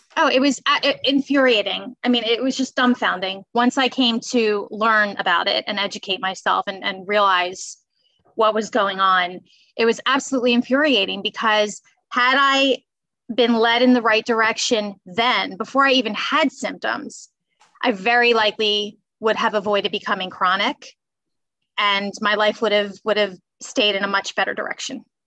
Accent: Bucks County, Pennsylvania, United States; also born or lived in Philadelphia; I was born in Philly, and I grew up in Bucks County, so about 30 minutes outside of Philadelphia

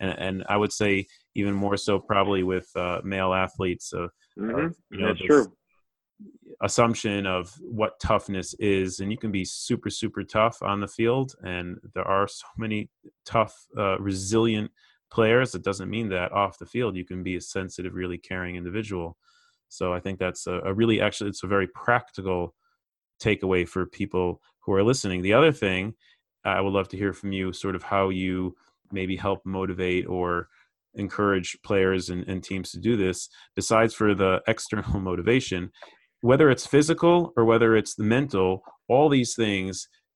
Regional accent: Chicago, Illinois, United States; I grew up in Chicago

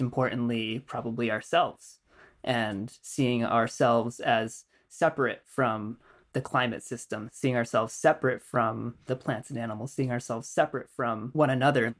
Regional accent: United States; now in Vancouver, Canada; I grew up in Western culture in the U S.

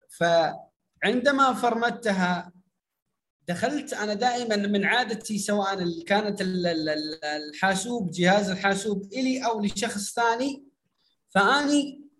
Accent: Iraq; عندنا في العراق يسمونها حاسبات

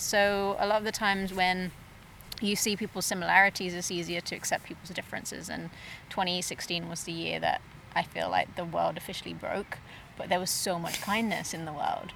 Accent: England, United Kingdom; now in Okanagan, Canada; I'm originally from England, so we came over in 2008 on an entrepreneurial visa, and we came over as a family.

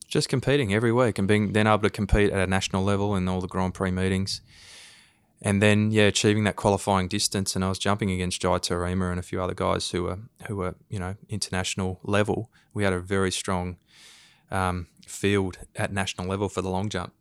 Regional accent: Queensland, Australia; I grew up in Queensland

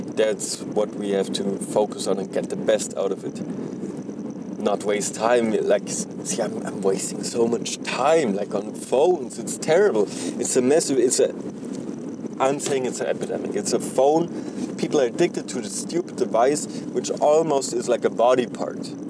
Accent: Germany; now in North America; I'm originally from Germany

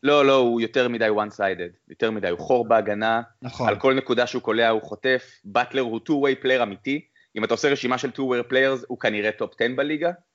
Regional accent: Ness Ziona, Central District, Israel; now in United States; אני לא מארצות הברית, אני מנס ציונה

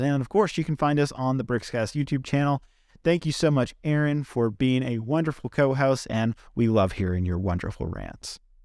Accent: Virginia, United States; right here in my home state of Virginia

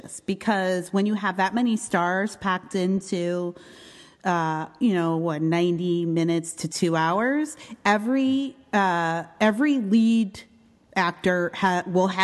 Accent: Canada; I'm Canadian

